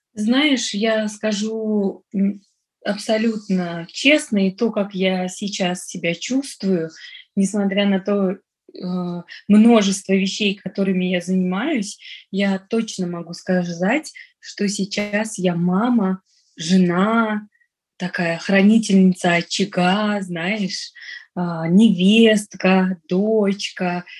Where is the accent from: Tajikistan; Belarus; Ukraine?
Tajikistan; Dushanbe; first language Russian; moved away as an adult; now in Moscow, Russia; Вообще я родилась, выросла в Таджикистане. Я выросла в Душамбе, это столица